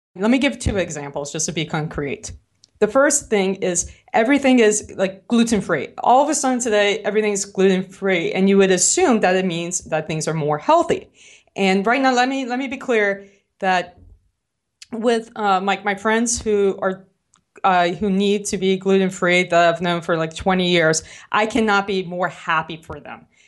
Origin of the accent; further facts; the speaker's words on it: New Orleans, Louisiana, United States; accent: New Orleans; my New Orleans accent